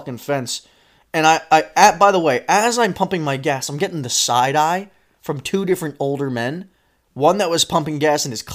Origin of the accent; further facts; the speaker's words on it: Pennsylvania, United States; we are from Pennsylvania.